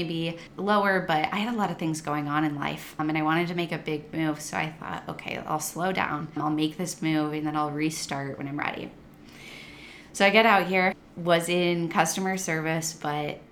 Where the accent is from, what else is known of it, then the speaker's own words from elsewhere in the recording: Midwest, United States; moved away as an adult; I was born and raised in the Midwest